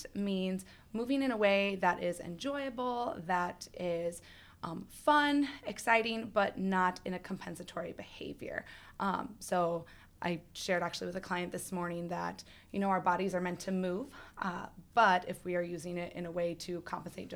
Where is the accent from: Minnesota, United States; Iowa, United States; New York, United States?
Iowa, United States; moved away as an adult; I'm from out of state, so I'm from Iowa